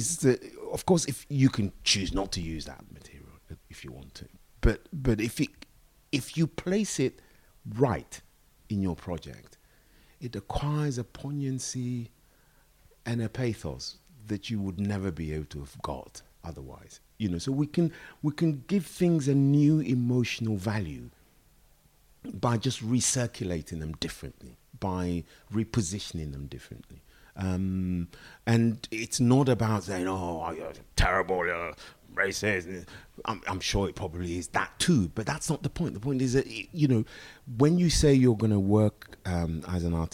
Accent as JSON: {"language": "English", "region": "England", "country": "United Kingdom", "tie": "born or raised there", "said": "growing up in England in the 60s"}